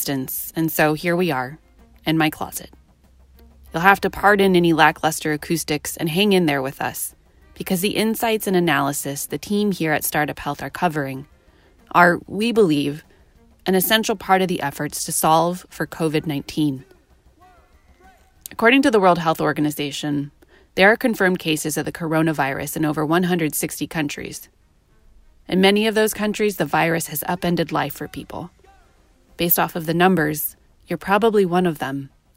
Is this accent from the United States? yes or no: yes; Baltimore, Maryland, United States; here in my hometown of Baltimore